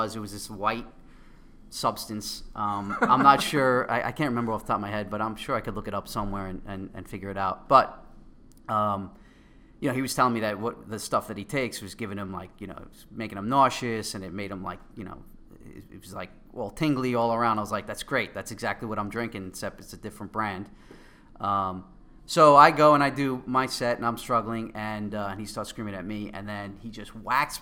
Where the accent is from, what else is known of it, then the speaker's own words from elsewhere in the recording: New York City, New York, United States; accent: Queens; my Queens accent.